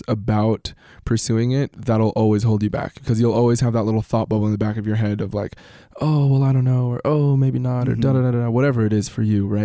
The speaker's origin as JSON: {"language": "English", "country": "United States", "tie": "born or raised there", "said": "my sister and I were born here in the States"}